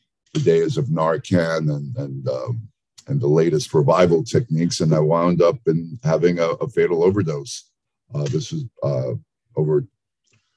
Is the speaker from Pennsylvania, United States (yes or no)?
no; New York, United States; I was raised in New York, the son of Greek immigrants